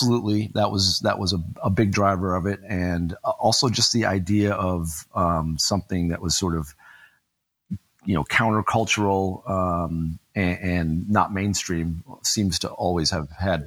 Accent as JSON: {"language": "English", "town": "Rochester", "region": "New York", "country": "United States", "tie": "born or raised there", "said": "I grew up in Rochester, New York"}